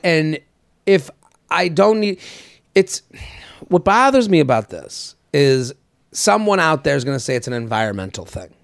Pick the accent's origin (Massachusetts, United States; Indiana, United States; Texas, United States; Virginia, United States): Massachusetts, United States; outside of Boston; now in New York, United States; I'm from Boston. Like, I even, you know, I'm from outside